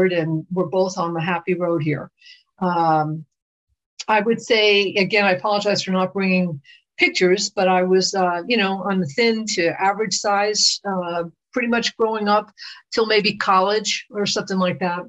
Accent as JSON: {"language": "English", "region": "New York", "country": "United States", "tie": "born or raised there", "said": "I'm born and raised in New York"}